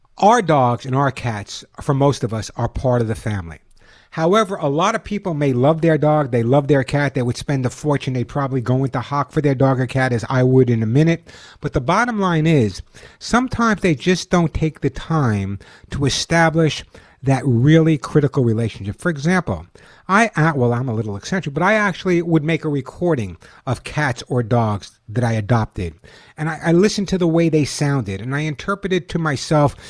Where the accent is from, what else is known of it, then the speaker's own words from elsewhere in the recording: Long Island, New York, United States; I grew up on Long Island